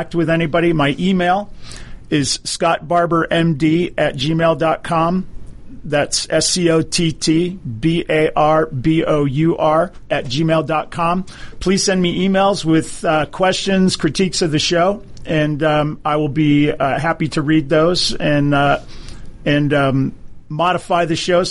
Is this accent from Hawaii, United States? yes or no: yes; Hawaii, United States; now in Atlanta, United States; I grew up in Hawaii. My father was a naval officer